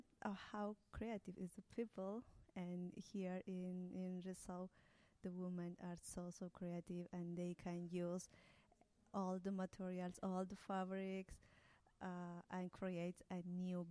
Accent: Peru; English is a second language; moved away as an adult; now in Wellington, New Zealand; I am from Peru.

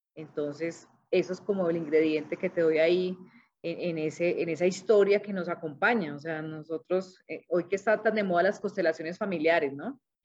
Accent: Cali, Valle del Cauca, Colombia; now in Manizales, Colombia; soy caleña

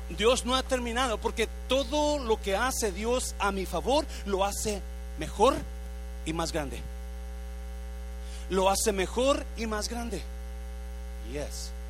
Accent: Mexico; moved away as an adult; now in United States; Cuando yo me vine de México para Estados Unidos, mi plan era llegar aquí un año y regresar a casarme con mi novia que tenía aquel tiempo.

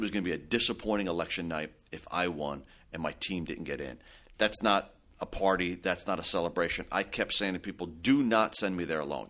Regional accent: Belleville, New Jersey, United States; I had born and raised in Belleville.

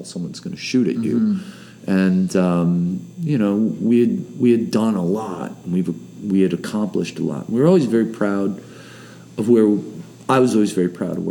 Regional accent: Buffalo, New York, United States; We're from Buffalo

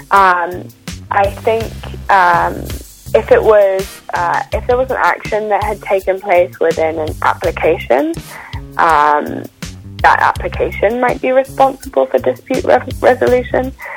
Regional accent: United Kingdom; now in London, United Kingdom; originally, I'm from just outside of London. I grew up in a, um, a, a, small town a couple of hours away, um, but London is home for me

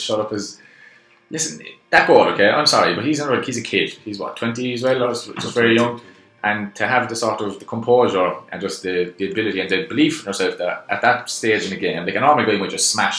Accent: Ireland; I'm Irish now.

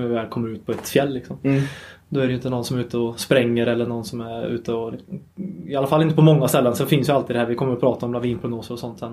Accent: Sunne, Värmland, Sweden; jag är ju en Värmlandspöjk om inte det har hörts mm. sen mm. innan. Eh, uppvuxen i, i Sunne, mitt i mörka skogen i Värmland.

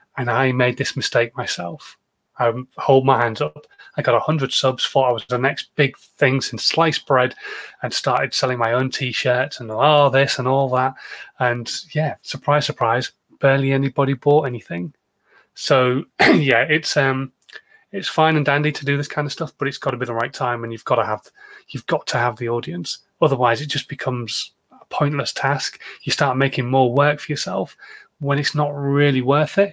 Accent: United Kingdom; I'm British

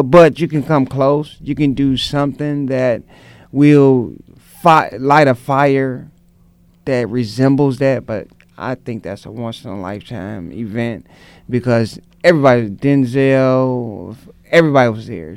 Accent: St. Louis, Missouri, United States; I was a kid from North St. Louis who um, was around a lot of gangs

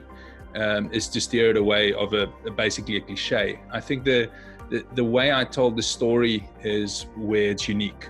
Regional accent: South Africa; moved away; I come from South Africa.

